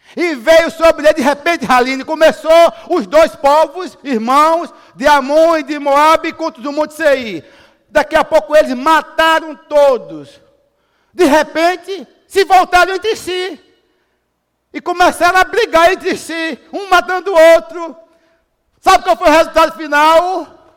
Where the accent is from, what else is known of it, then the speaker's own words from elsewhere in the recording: Brazil; Nós somos brasileiros